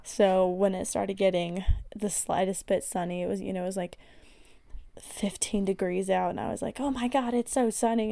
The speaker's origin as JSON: {"language": "English", "region": "Colorado", "country": "United States", "said": "I'm from Colorado. It's a very, very outdoorsy, outdoorsy state"}